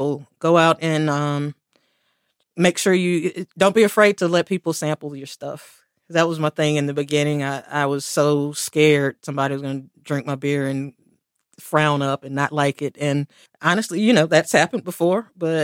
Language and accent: English; Durham, North Carolina, United States; also born or lived in South Korea; I was born and raised in Durham